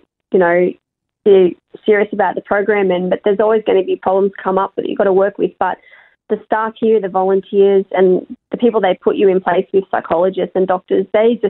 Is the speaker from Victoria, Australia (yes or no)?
yes; Melbourne, Victoria, Australia; I'm from Melbourne, obviously I'm quite far away from my family